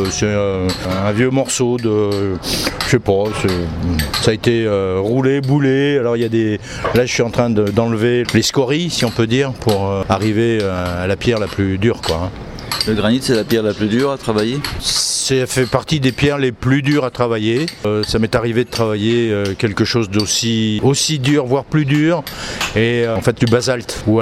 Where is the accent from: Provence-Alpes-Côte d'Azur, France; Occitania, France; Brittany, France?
Brittany, France; Monterblanc; Moi, je viens de Bretagne, Morbihan, Vannes, enfin au-dessus de Vannes, hein, dans un petit pays euh, qui s'appelle Monterre-Blanc.